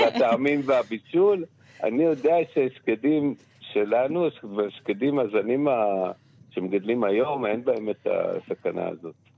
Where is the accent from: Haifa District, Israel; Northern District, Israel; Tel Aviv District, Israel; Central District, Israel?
Northern District, Israel; Ein Harod; בקיבוץ שגדלתי התחלתי לעבוד במטע